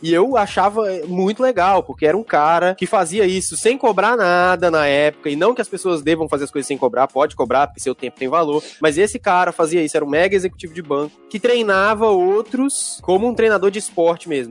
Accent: Brasília, Federal District, Brazil; cresci em Brasília

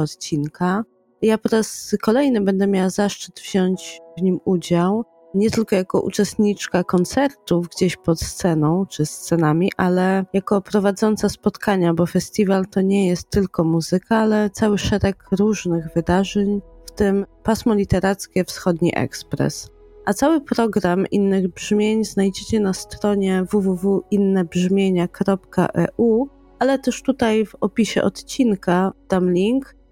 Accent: Lublin, Lublin Voivodeship, Poland; do mojego rodzinnego miasta

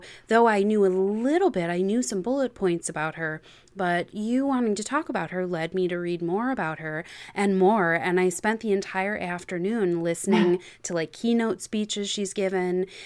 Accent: just outside Chicago, Illinois, United States; I grew up just outside Chicago

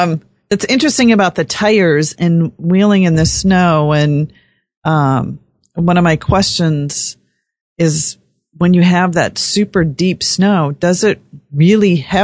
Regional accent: North Dakota, United States; moved away; also born or lived in Minnesota; And I was born in Minnesota, and I grew up in North Dakota.

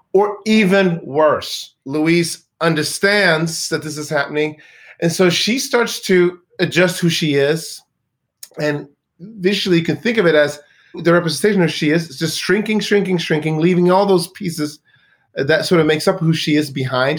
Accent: Sweden; moved away; I grew up in Sweden in a town

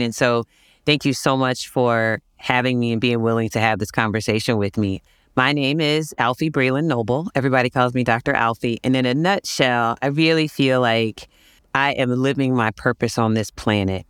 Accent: Virginia Beach, Virginia, United States; I grew up in Virginia Beach, Virginia

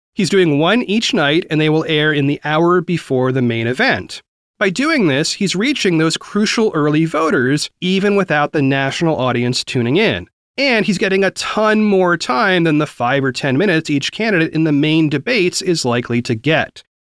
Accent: the South, United States; I grew up primarily in the South

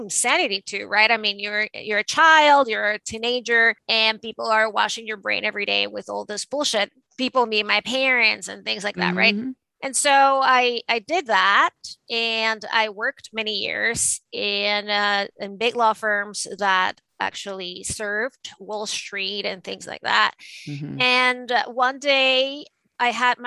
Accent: Venezuela; moved away as an adult; now in New York City, United States; I was originally born and raised in Venezuela. And I moved to the United States in the late 90s to go to law school

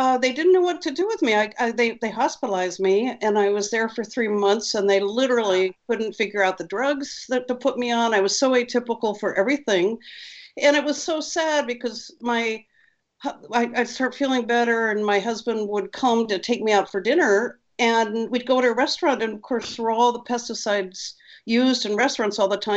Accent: New Hampshire, United States; moved away as an adult; also born or lived in New Haven, Connecticut; I grew up on skis in New Hampshire

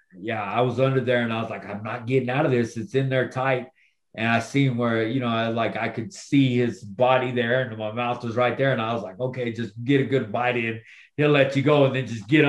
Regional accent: Texas, United States; Texas. Of course, my home state.

